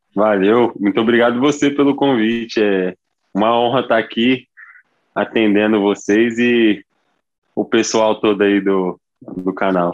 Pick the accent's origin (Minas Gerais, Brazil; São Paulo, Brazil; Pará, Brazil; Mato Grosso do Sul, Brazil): São Paulo, Brazil; Ribeirão Preto; Eu sou nascido em Ribeirão